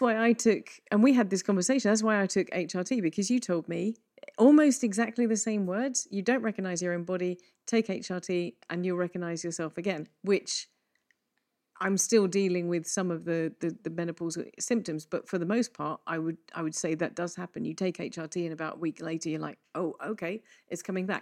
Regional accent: England, United Kingdom; we're both English

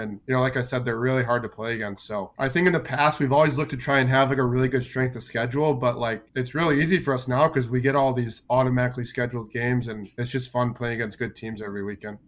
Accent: Chicago, Illinois, United States; moved away as an adult; also born or lived in New Jersey; now in Tucson, United States; I grew up in Chicago, um, played triple A growing up

